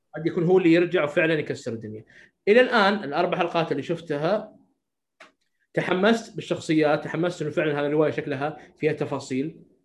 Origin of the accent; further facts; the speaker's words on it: Saudi Arabia; عندنا في السعوديه